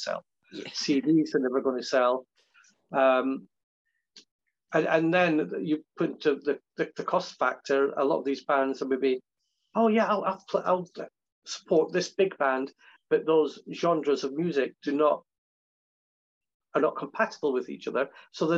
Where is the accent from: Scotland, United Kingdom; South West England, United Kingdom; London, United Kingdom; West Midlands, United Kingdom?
Scotland, United Kingdom; I'm Scottish